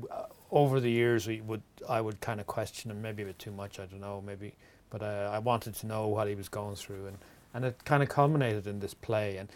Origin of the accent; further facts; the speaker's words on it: Wexford, Leinster, Ireland; accent: Wexford; compared to um, people who who li- have lived in Wexford all their lives, and uh, I've learned to moderate a little bit because I travel